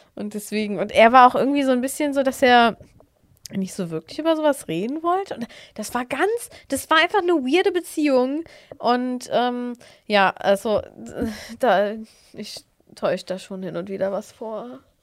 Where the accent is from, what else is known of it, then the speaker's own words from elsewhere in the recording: Netherlands; ich bin ja in Holland zur Schule gegangen